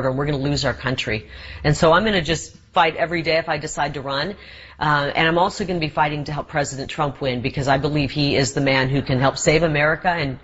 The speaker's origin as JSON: {"language": "English", "region": "Iowa", "country": "United States", "tie": "born or raised there", "moved": "yes", "lives_now": "Arizona, United States", "said": "I grew up in Iowa."}